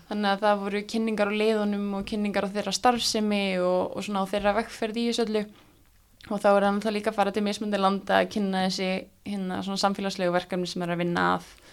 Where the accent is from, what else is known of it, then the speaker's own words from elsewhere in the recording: Iceland; við hafandi alls upp á Íslandi og spila fókbalta hér